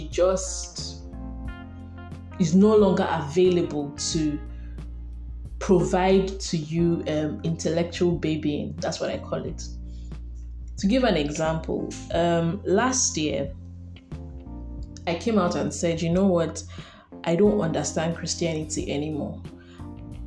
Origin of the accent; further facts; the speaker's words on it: Nigeria; I'm a Nigerian woman and I carry a lot of identities in my soul, stemming primarily from Nigeria